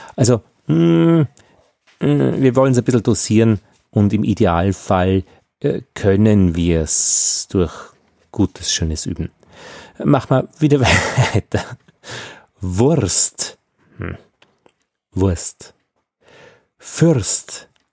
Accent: Upper Austria, Austria; ich bin ein Oberösterreicher

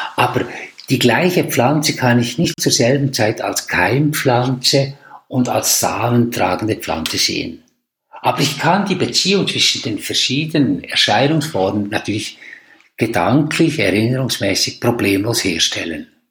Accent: Switzerland; als Schweizer

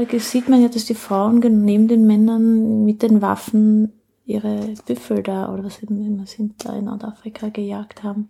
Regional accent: South Tyrol, Trentino-Alto Adige, Italy; also born or lived in France; now in Austria; Naja, äh, eigentlich in, in Südtirol. Ja. Ne? ja. Und dann aber lange in Frankreich

